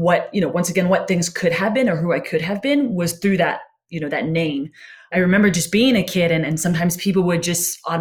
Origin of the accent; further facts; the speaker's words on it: North Carolina, United States; also born or lived in Boston, Massachusetts; I was born in Boston. We moved down to North Carolina